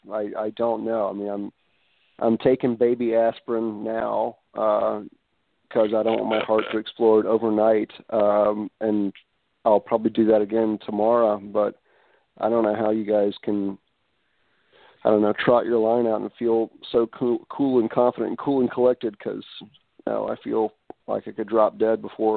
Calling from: New Orleans, Louisiana, United States; I'm calling from Uptown New Orleans.

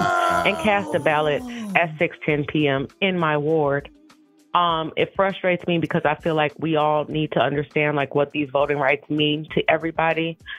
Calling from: Milwaukee, Wisconsin, United States; I am calling you from Milwaukee, Wisconsin.

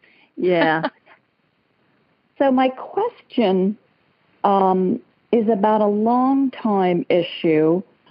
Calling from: Palm Desert, California, United States; I'm calling from Palm Desert out in the very hot desert of Southern California.

